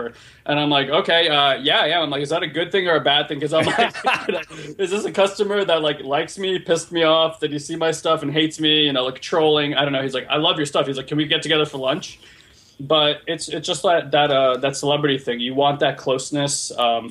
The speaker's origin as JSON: {"language": "English", "region": "New Jersey", "country": "United States", "said": "we're from Jersey"}